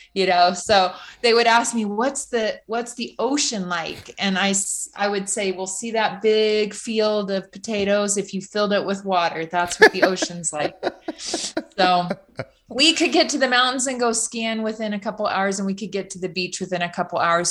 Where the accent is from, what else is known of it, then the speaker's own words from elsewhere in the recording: Loma Rica, California, United States; I grew up in California, just outside of about forty-five minutes north of Sacramento in a little small farming community called Loma Rica